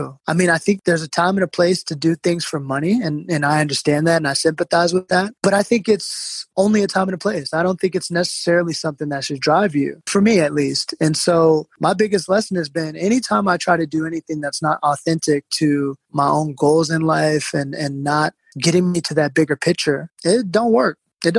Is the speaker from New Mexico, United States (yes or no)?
no; New York City, New York, United States; You know, I'm basically a New Yorker.